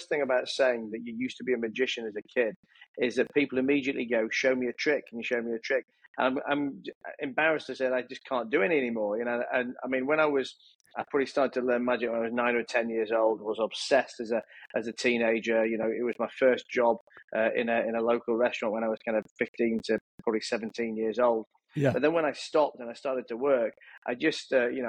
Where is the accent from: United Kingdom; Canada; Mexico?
United Kingdom; Leeds, Yorkshire and the Humber; I grew up in a town called Leeds, a city called Leeds in the north of England. I was born and raised there